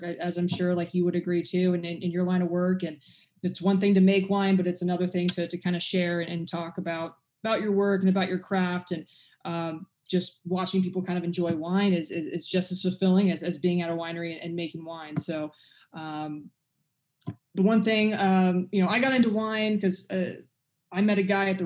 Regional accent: England, United Kingdom; I'm actually English

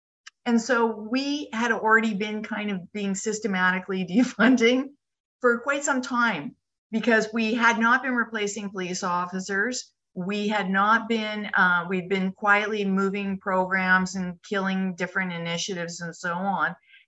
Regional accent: Canada

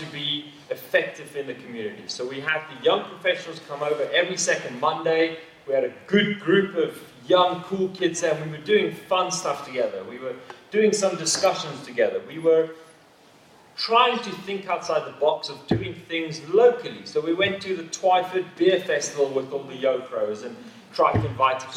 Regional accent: South Africa; now in Walgrave, United Kingdom; I as a South African

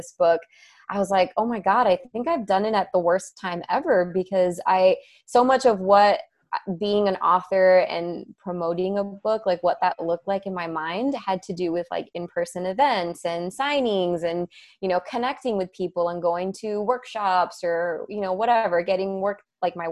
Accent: Miami, Florida, United States; moved away as an adult; now in Western North Carolina, United States; I was born and raised in Miami.

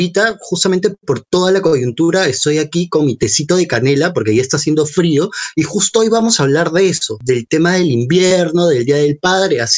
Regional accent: Tarapoto, San Martín, Peru; o sea, yo soy de Tarapoto

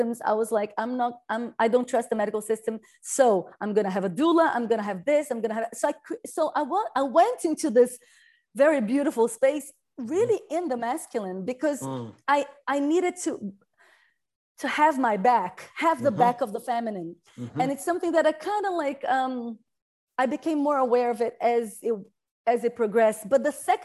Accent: Brazil; I come from Brazil

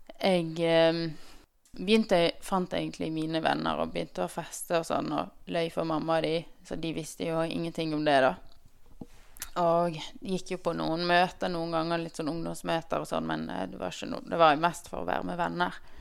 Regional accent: Bergen, Vestland, Norway; jeg er født og oppvokst i Bergen

